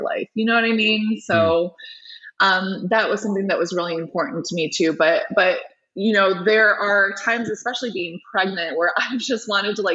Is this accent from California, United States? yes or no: no; Michigan, United States; the Children's Hospital of Michigan, which is my home state